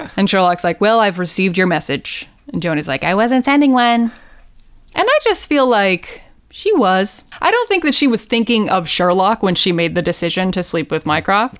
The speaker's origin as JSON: {"language": "English", "country": "United States", "said": "as an American"}